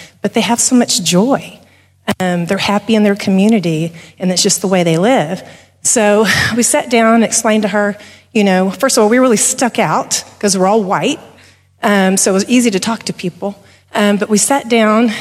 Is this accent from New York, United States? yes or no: no; Texas, United States; we're from Texas